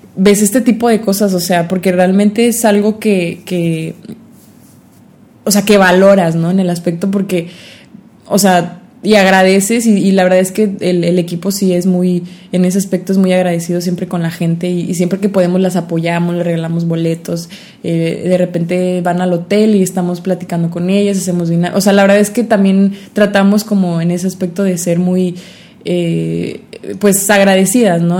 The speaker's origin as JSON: {"language": "Spanish", "country": "Mexico", "said": "como mexicanos"}